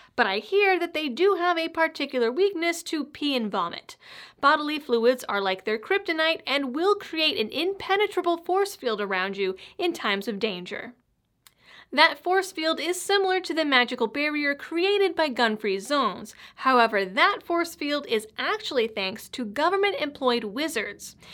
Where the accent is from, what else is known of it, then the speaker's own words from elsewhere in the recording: Massachusetts, United States; Growing up in Massachusetts